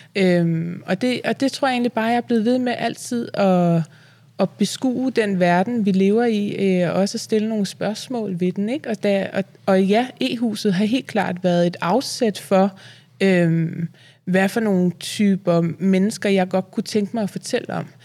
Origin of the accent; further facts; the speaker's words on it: Vium, Central Denmark Region, Denmark; Jeg er fra Vium